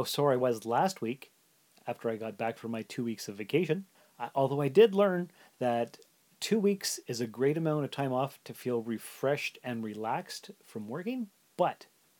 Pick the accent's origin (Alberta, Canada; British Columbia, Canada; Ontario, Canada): Ontario, Canada; Sault Ste. Marie; moved away as an adult; also born or lived in North Bay; now in Timmins, Canada; I was born and raised in the Sioux, and I lived there till I was 19.